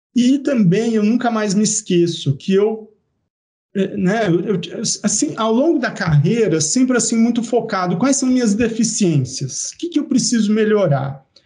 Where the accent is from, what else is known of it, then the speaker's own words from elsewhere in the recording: Araraquara, São Paulo, Brazil; moved away as an adult; also born or lived in Piracicaba / Goiânia / Lavras; eu nasci em Piracicaba, cresci em Araraquara